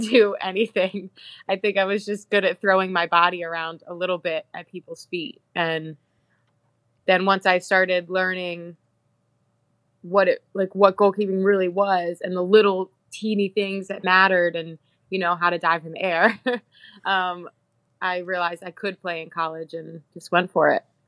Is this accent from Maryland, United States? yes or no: yes; Bel Air, Maryland, United States; moved away as an adult; now in Iceland; I'm from Bel Air, Maryland.